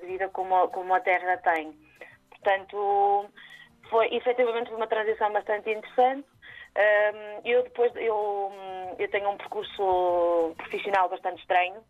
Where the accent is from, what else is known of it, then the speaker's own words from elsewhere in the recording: Maia, Norte, Portugal; also born or lived in Matosinhos; eu sou aqui do norte, portanto uhum. Hum, sou da uh, cresci na Maia, mas sou de Matosinhos, portanto sou sempre aqui mais ou menos do lado